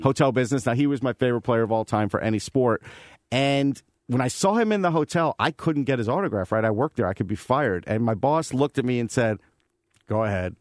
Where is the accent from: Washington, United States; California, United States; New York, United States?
New York, United States; Long Island; moved away; I'm from Long Island. I spent over twenty years there.